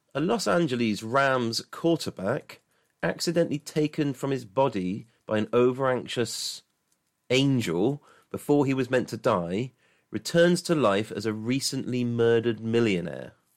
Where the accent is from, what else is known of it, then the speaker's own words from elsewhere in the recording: England, United Kingdom; I'm a traditional Englishman